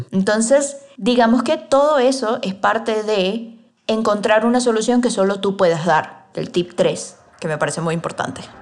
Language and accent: Spanish; Venezuela; now in Mexico; Yo por lo menos soy venezolana y vivo en México.